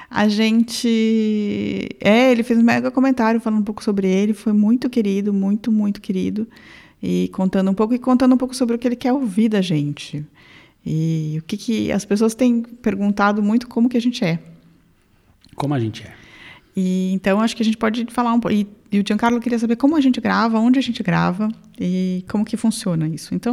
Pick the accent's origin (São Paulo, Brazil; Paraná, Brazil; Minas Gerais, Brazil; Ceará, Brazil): São Paulo, Brazil; sou de São Paulo, do é. interior.